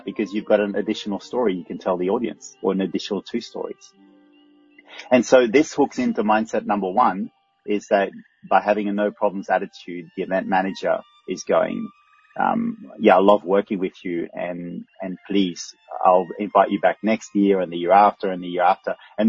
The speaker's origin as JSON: {"language": "English", "country": "Australia", "said": "Actually, I say no worries often because I'm Australian and the translation of no problem in Australian is no worries."}